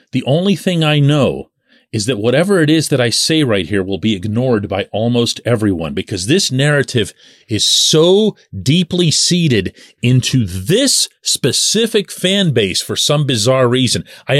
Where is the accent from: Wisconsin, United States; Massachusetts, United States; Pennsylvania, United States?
Pennsylvania, United States; Pittsburgh; I'm born and raised in Pittsburgh. I'm born and raised into the Pittsburgh media.